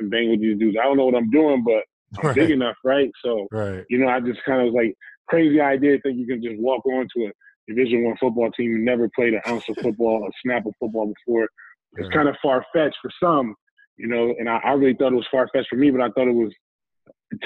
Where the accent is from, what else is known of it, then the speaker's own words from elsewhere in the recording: Bridgeport, Connecticut, United States; also born or lived in New Haven, Connecticut; I was born in New Haven, grew up in Bridgeport, Connecticut